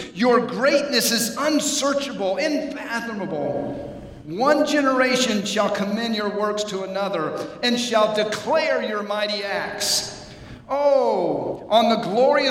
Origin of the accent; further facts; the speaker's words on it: Atlanta, Georgia, United States; I was raised in Atlanta, Georgia.